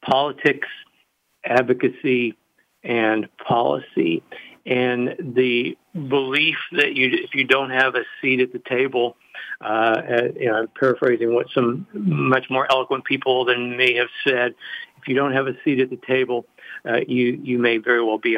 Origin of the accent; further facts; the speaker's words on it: rural Missouri, United States; I grew up in rural Missouri, close to the, for those familiar with the Arkansas-Oklahoma-Kansas border.